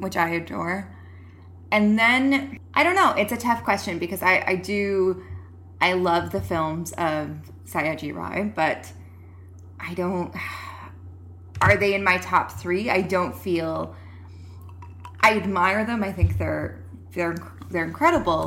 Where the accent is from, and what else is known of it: rural Alberta, Canada; born or raised there